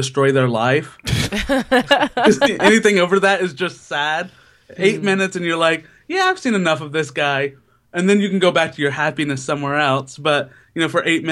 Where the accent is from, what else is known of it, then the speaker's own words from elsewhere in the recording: Citrus County, Florida, United States; moved away as an adult; also born or lived in Philadelphia / New York; now in New Jersey, United States; I'm originally from Florida and now I'm in New Jersey